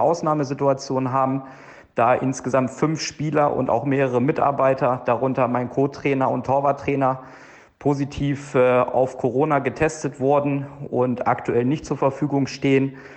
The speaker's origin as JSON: {"language": "German", "town": "Hanover", "region": "Lower Saxony", "country": "Germany", "tie": "born or raised there", "moved": "yes", "lives_now": "Lustenau, Austria", "said": "von mir aus Österreich, vom Bodensee in meiner Heimat nach Hannover"}